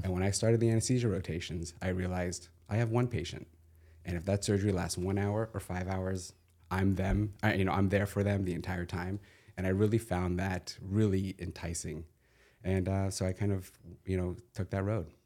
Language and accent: English; Southern California, United States; I grew up in Southern California, went to U S C